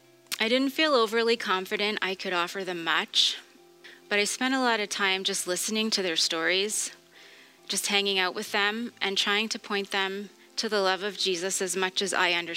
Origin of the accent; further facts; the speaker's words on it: Truro, Nova Scotia, Canada; now in Portapique, Canada; I was born in Truro to loving parents who provided a stable environment for my brother and I to grow up in. For as long as I can remember, I was surrounded by a Christian community. I went to Christian school, a lot of church gatherings every week.